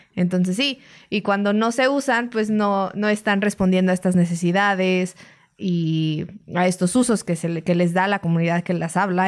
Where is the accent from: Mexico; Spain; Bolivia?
Mexico